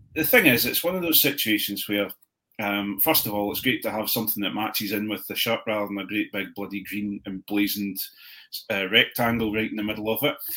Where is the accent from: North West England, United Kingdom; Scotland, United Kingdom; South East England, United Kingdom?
Scotland, United Kingdom; Edinburgh; I was born in Edinburgh.